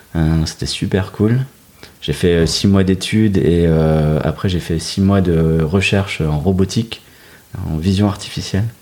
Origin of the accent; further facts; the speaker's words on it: Dunkirk, Hauts-de-France, France; moved away as an adult; also born or lived in Lille metropolitan area; Je suis originaire de Dunkerque. Euh, donc un peu carnavaleux dans l'âme, et puis grandi au bord de la mer.